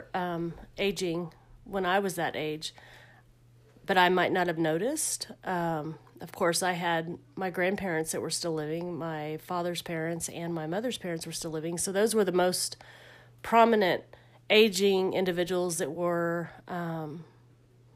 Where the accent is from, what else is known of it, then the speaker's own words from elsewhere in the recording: Austin, Texas, United States; I'm from South Austin, grew up in South Austin.